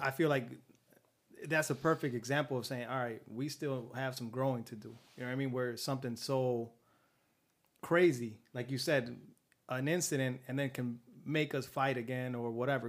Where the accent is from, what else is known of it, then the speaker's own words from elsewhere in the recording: Compton, California, United States; I was born and raised in Compton, California